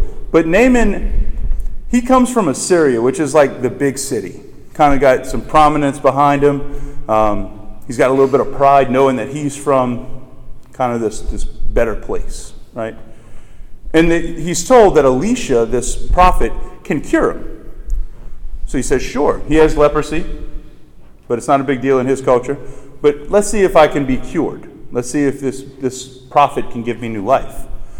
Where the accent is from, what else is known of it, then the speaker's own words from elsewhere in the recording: New Orleans, Louisiana, United States; Like, I come from New Orleans where we have like the Lake Pontchartrain in the Mississippi